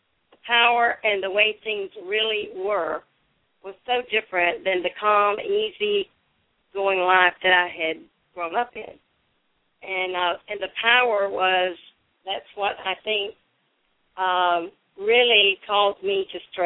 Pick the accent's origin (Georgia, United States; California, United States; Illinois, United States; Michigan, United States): Georgia, United States; Dodge County, South; I grew up in the South, in South Georgia, Dodge County, South Georgia